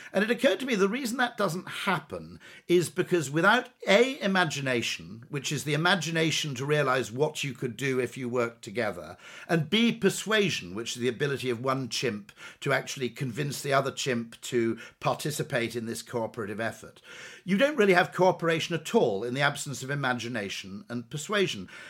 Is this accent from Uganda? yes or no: no; United Kingdom; as a Brit